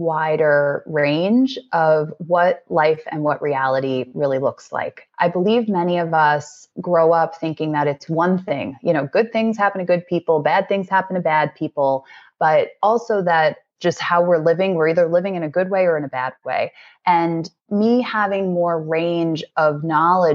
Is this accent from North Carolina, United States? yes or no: no; New York, United States; growing up as a New Yorker